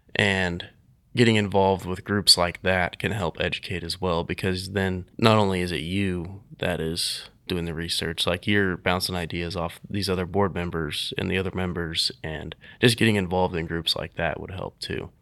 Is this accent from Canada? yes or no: no; Nickerson, Kansas, United States; also born or lived in Hutchinson, Kansas; I am from Nickerson, Kansas, actually. Been m, the Hutch area my whole life